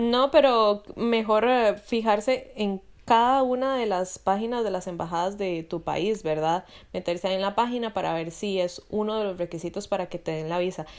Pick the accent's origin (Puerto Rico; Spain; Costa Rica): Costa Rica; moved away as an adult; now in Europe; yo soy de Costa Rica, aquí en Europa